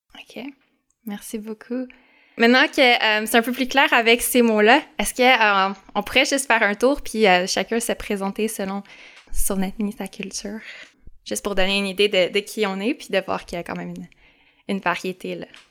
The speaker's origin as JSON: {"language": "French", "town": "Montreal", "region": "Quebec", "country": "Canada", "said": "je suis montréalaise, québécoise, canadienne"}